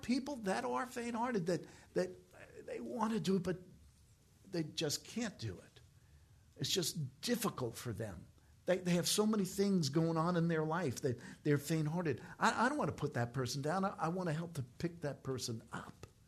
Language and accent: English; New York, United States; I'm from New York